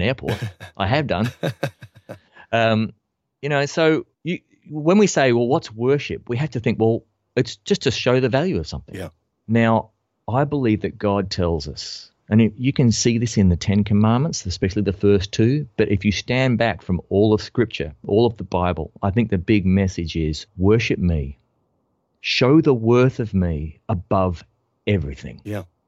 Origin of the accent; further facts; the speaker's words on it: Australia; I'm an Australian bass player.